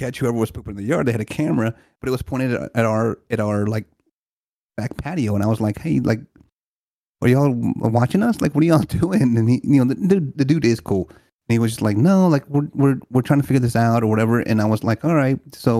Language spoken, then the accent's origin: English; Louisiana, United States; Louisiana, bro.